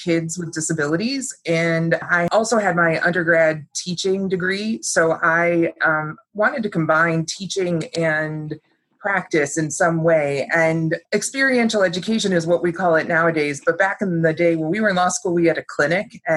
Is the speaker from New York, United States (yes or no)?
yes; Syracuse, New York, United States; I grew up in Syracuse, New York